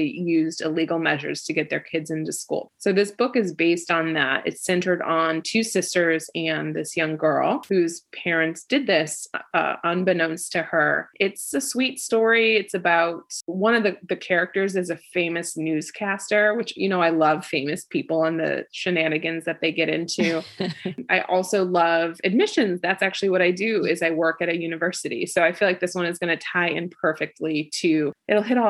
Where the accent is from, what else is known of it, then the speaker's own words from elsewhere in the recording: Midwest, United States; We are both from the Midwest